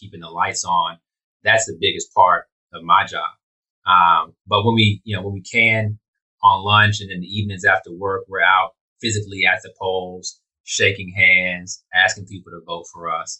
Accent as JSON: {"language": "English", "town": "Houston", "region": "Texas", "country": "United States", "tie": "born or raised there", "said": "I grew up right here in Houston"}